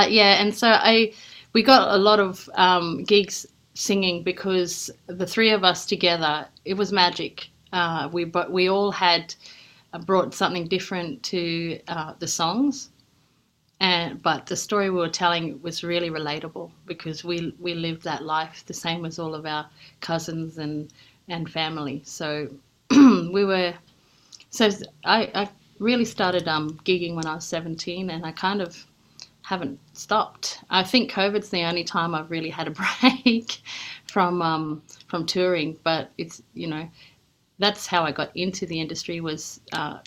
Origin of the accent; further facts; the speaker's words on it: Far North Queensland, Australia; I grew up in Far North Queensland